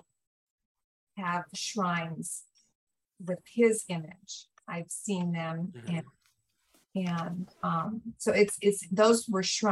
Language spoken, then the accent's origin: English; California, United States; I come from California